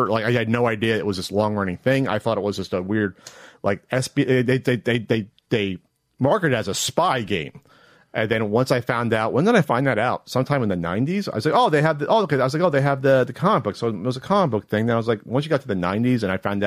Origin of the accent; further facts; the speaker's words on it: tri-state area, United States; I'm from the Tri-State area.